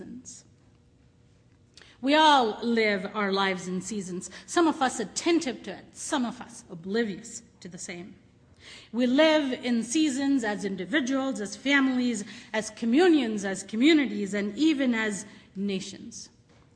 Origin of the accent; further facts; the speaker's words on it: India; moved away; I grew up in India